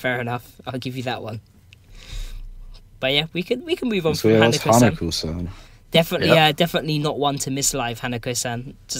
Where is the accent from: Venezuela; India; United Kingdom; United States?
United Kingdom; London; accent: Cockney; I am Cockney. That's the problem. I pretty much am. That plus South London.